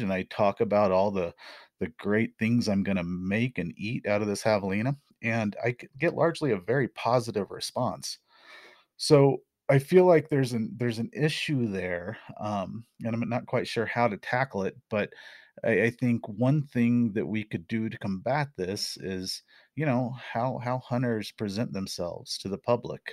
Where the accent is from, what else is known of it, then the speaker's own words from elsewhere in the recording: Missouri Ozarks, United States; moved away; also born or lived in Arizona; I grew up in the Missouri Ozarks